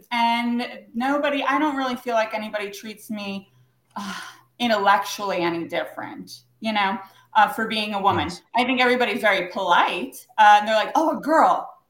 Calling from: Richmond, Virginia, United States

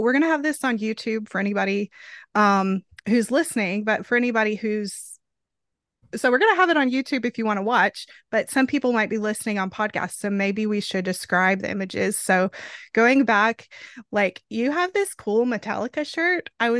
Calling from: Arkansas, United States; I am joining in from Arkansas, and we had to align our time zones.

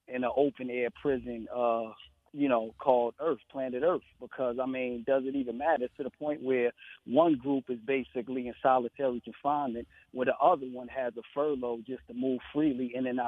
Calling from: tri-state area, United States; I'm calling up out of the tri-state area.

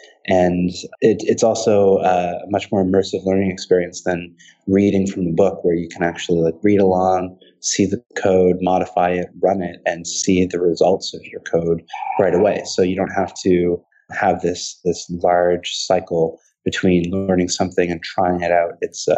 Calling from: New York City, New York, United States; I'm calling from New York City

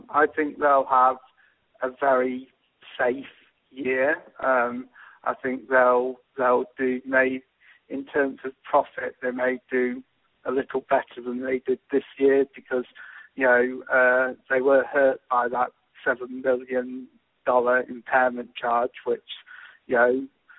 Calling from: Sheffield, Yorkshire and the Humber, United Kingdom; from Sheffield in England.

